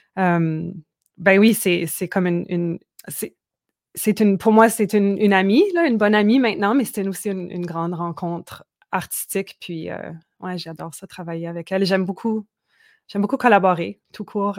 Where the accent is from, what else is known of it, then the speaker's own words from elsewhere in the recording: Manitoba, Canada; moved away; also born or lived in Quebec; d'où j'ai grandi, au Manitoba, puis où mes, parents sont encore